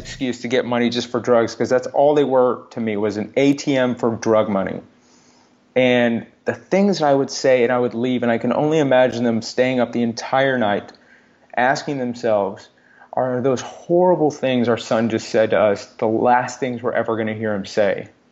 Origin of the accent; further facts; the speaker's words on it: Texas, United States; I grew up in Texas.